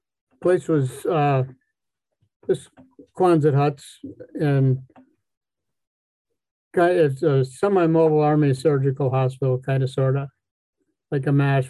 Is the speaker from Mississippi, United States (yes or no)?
no; Wisconsin, United States; I'm from Wisconsin. This one says, where? I said, Boston.